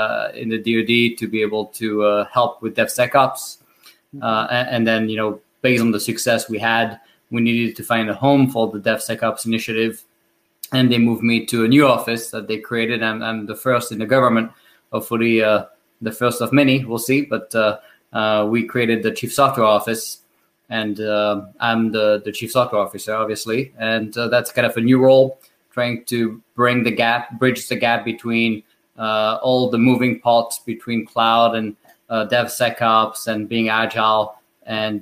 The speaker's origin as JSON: {"language": "English", "country": "France", "accent": "French", "second_language": "English", "moved": "as an adult", "lives_now": "United States", "said": "you can tell with my French accent that I was not born in the U.S. and I moved here 10 years ago"}